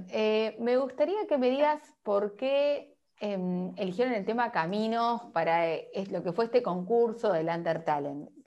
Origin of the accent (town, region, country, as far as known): Uruguay; now in Argentina